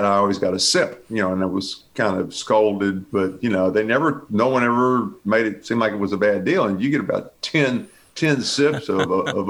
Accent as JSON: {"language": "English", "town": "Bel Air", "country": "United States", "tie": "born or raised there", "said": "So I grew up in Westview, Bel Air, mm-hmm. Bel Air for the most part."}